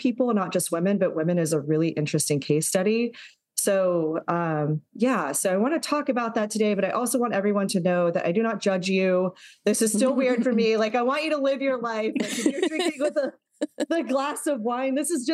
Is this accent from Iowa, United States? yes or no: no; Texas, United States; I grew up in Texas